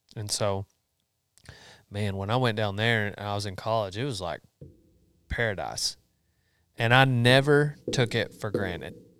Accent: Memphis, Texas, United States; also born or lived in College Station, Texas / Huntsville, Texas; I grew up in Memphis and, uh, Memphis, Texas

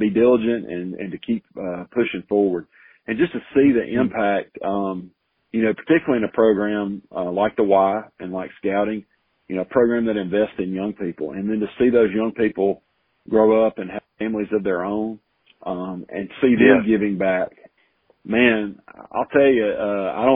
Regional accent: Selma, Alabama, United States; moved away as an adult; also born or lived in Auburn; now in Prattville, United States; I grew up in Selma, not far from Prattville

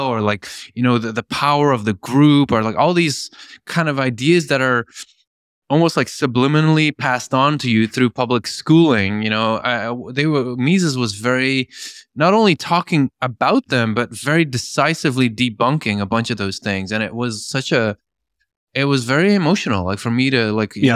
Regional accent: Belgium; moved away; also born or lived in Norway; I grew up in Belgium.

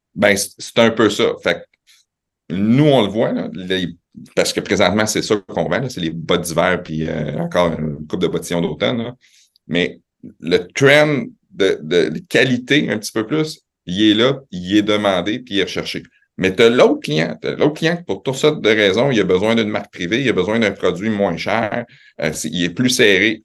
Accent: Quebec City, Quebec, Canada; also born or lived in Laval / Montreal; je suis né à Laval, euh, mes parents viennent de Montréal, ça a déménagé à Québec, j'avais trois 3 ans.

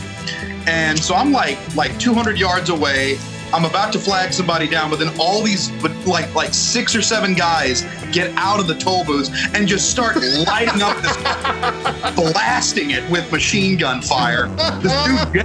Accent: Houston, Texas, United States; moved away; being born and raised in Houston

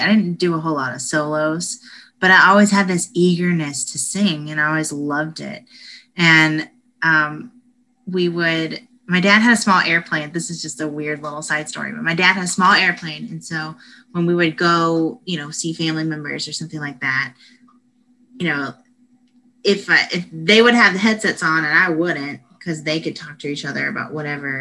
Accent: Statesboro, Georgia, United States; moved away as an adult; now in Austin, United States; I am from Statesboro, Georgia, and there's nothing going on there at all

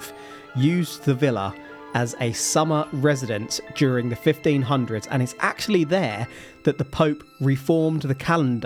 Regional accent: England, United Kingdom; I am English.

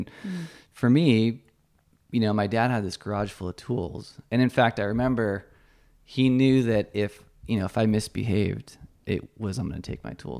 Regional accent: San Francisco, California, United States; also born or lived in Menlo Park / Salinas / Paso Robles; Lots of places. We were Bay Area, San Francisco originally.

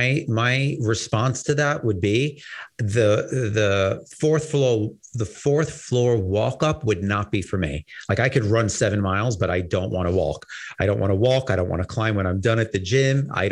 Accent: New York City, New York, United States; also born or lived in Upper East Side, Manhattan; You know, I've been living here, you know, most of my life. I'm from Brooklyn

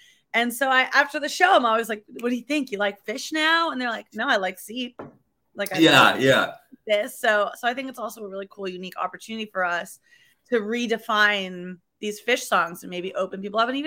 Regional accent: Massachusetts, United States; moved away as an adult; also born or lived in Buffalo, New York; now in New York City, United States; I was born in Buffalo, New York. I grew up in Massachusetts.

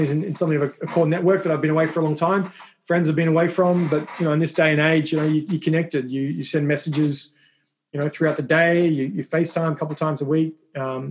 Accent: Adelaide, South Australia, Australia; moved away as an adult; now in Washington, D.C., United States; I have two sisters and a brother back in Adelaide in Australia. My parents are obviously still back there

